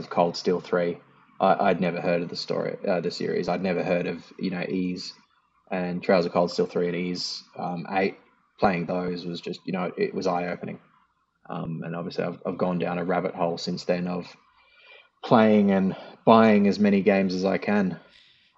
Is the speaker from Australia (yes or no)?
yes; Australia; I am from Australia